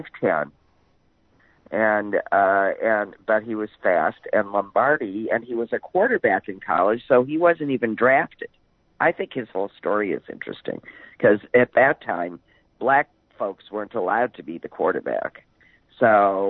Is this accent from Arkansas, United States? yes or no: no; Green Bay, Wisconsin, United States; Growing up in Green Bay